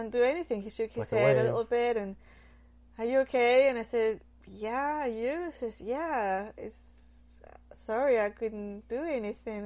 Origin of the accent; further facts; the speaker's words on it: Nottingham, East Midlands, United Kingdom; now in United States; once I was in Nottingham, that was where I grew up in England